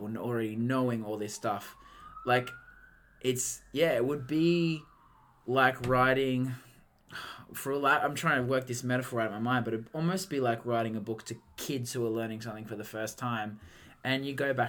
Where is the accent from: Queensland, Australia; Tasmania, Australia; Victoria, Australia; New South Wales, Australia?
New South Wales, Australia; Moree; moved away; my hometown of Moree.